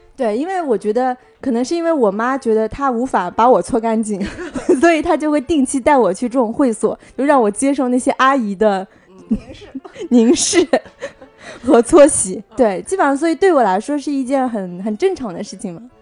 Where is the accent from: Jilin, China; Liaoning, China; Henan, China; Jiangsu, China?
Jiangsu, China; 来自搓澡文化特别盛行的江苏